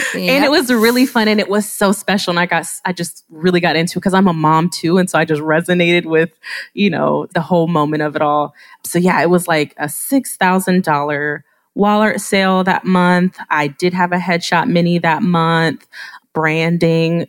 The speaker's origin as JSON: {"language": "English", "region": "Ohio", "country": "United States", "also_born_or_lived": "South Korea", "said": "I'm from Ohio"}